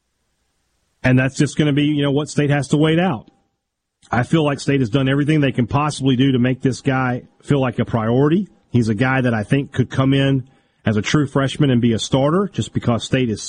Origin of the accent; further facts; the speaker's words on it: Vicksburg, Mississippi, United States; my hometown in Vicksburg